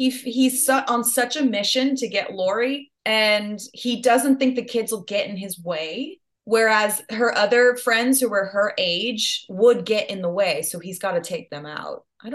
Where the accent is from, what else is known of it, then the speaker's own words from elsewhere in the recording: Los Angeles, California, United States; I grew up in LA.